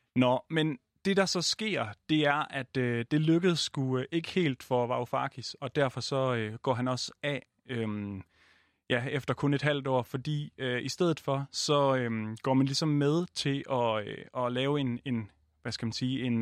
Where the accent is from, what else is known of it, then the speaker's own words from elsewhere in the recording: Jutland, Denmark; jeg er jo også jyde